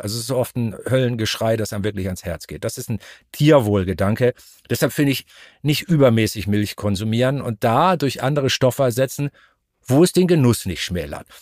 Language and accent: German; Altes Land, Lower Saxony, Germany; now in Hamburg, Germany; Ich komme aus Norddeutschland, aus dem alten Land, Obstanbaugebiet. Ich bin auf so einem landwirtschaftlichen Apfelnebenerwerbshof aufgewachsen.